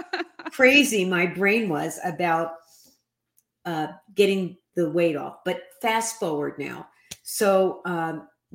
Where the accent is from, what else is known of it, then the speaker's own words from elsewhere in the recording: New York City, New York, United States; I grew up in the New York City housing projects